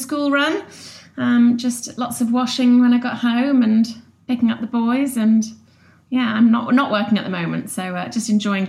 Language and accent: English; the Wirral, North West England, United Kingdom; moved away as an adult; also born or lived in Lancaster / London; now in Bristol, United Kingdom; I grew up on the Wirral near Liverpool, and went up to Lancaster to university, and then we got together and had a bit of a stint in London